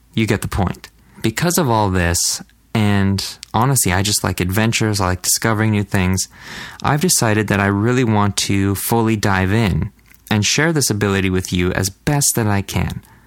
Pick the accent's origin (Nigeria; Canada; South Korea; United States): Canada; I'm a Canadian dude